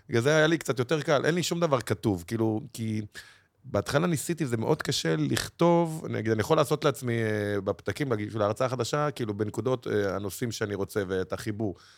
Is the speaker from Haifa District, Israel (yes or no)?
no; Bnei Brak, Tel Aviv District, Israel; גדלתי במקלט, בשכונת פרדס-כץ